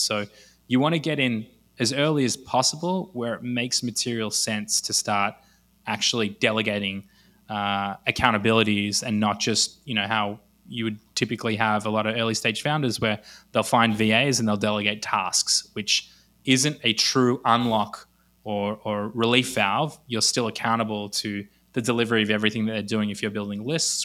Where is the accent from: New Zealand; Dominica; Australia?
Australia; accent: Australian; moved away as an adult; also born or lived in Los Angeles, United States; now in Israel; I grew up in Australia, actually lived in Los Angeles for three years in between